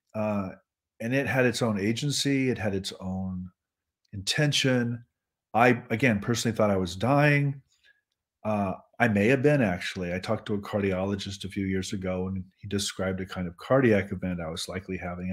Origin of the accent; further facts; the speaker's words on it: Nebraska, United States; I'm from Nebraska